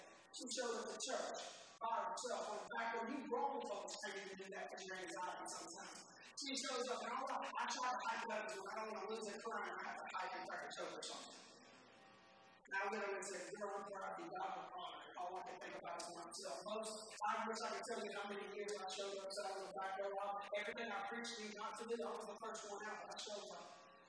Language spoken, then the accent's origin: English; Philadelphia, Pennsylvania, United States; I said, you know, I'm a Philadelphian.